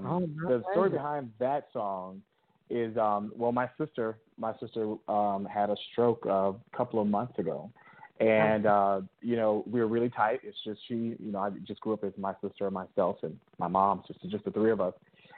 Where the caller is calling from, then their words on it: Atlanta, Georgia, United States; I'm calling from Atlanta, Georgia.